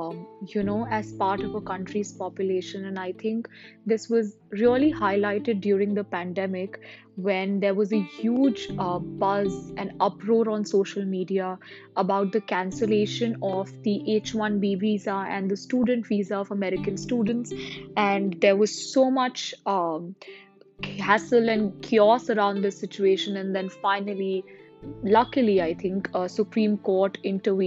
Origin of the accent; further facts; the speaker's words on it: Delhi, India; moved away as an adult; now in Singapore; be back again in Delhi, my hometown, of course, the city that I love. I love Delhi. Delhi is where I've grown up